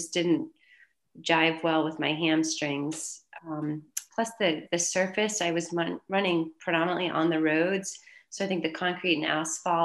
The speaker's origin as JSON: {"language": "English", "town": "Chelmsford", "region": "Massachusetts", "country": "United States", "tie": "born or raised there", "said": "I'm from Chelmsford, Massachusetts. Pretty much lived in New England all my life"}